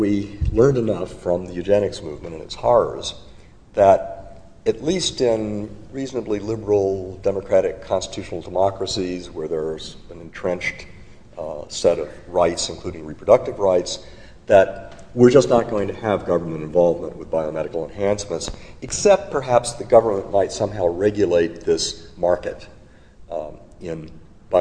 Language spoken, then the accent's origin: English; North Carolina, United States; in my home state of North Carolina